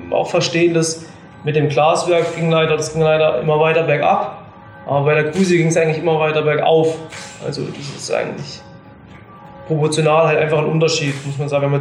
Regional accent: Hinternau, Thuringia, Germany; ich komme eigentlich aus Hinternau, da sitzt hier ein Dorf im Thüringer Wald

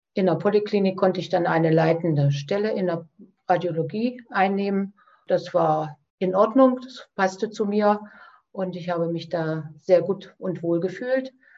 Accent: Eichsfeld, Thuringia, Germany; Ich komme aus dem Eichsfeld, das liegt also sehr nah an Niedersachsen und Hessen in der Grenzregion

